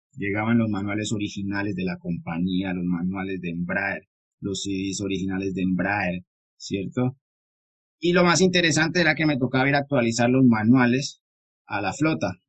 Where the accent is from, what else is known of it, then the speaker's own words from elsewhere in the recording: San Andrés, San Andrés, Providencia and Santa Catalina, Colombia; soy de Colombia. Vengo de la hermosa isla de San Andrés.